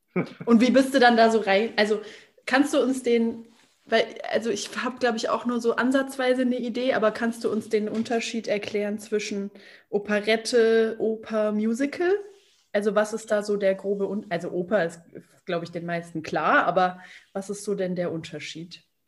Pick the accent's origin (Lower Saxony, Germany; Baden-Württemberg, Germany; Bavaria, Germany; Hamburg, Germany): Bavaria, Germany; Berchtesgadener Land; Ich komme aus dem, aus dem Berchtesgadener Land